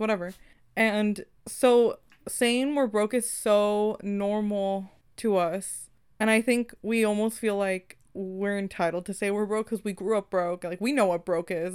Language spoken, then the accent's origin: English; California, United States; we in California